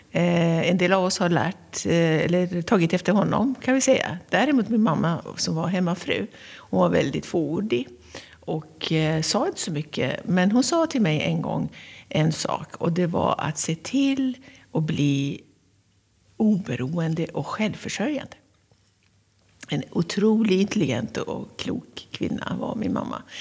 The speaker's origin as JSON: {"language": "Swedish", "town": "Tehran", "region": "Tehran Province", "country": "Iran", "tie": "born or raised there", "said": "Jag är född och uppvuxen i Teheran, som är eh, huvudstaden av Iran."}